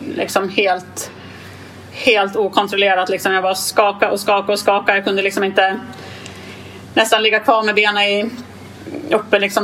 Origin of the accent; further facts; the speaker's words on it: Gävle, Gävleborg County, Sweden; jag är från Gävle